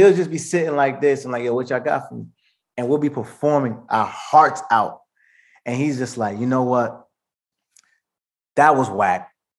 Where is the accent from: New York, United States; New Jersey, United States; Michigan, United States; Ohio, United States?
New Jersey, United States; Maplewood; growing up in Jersey, man, it was a blessing because it was such a melting pot. So I grew up around Indians, Asians, Black, White, all type of people.